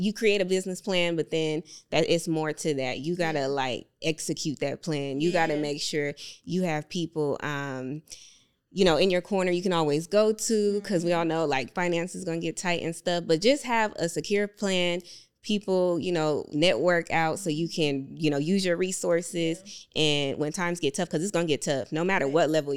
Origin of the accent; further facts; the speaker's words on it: California, United States; moved away as an adult; also born or lived in Las Vegas, Nevada; I'm originally from California, but I moved to, I went to college for Vegas